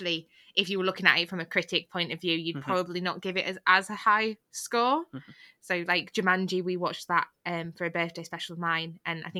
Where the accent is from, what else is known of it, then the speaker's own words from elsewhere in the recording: United Kingdom; we are British